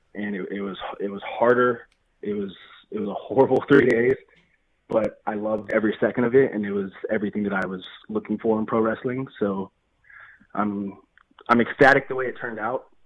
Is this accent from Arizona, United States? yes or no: no; Nevada, United States; I'm from I mean I'm from Nevada. You know, I'm from I'm from the middle of nowhere, uh, real small town